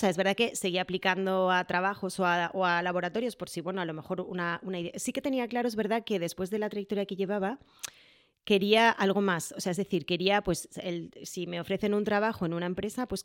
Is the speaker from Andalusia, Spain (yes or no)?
no; Madrid, Community of Madrid, Spain; also born or lived in Jerez; nos volvimos a mover a Madrid porque en realidad somos de Madrid y al final, bueno, pues nuestro destino final queríamos que fuera Madrid